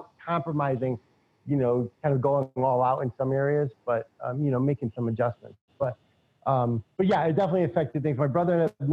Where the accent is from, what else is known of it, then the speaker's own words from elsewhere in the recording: New England, United States; also born or lived in California; I'm from New England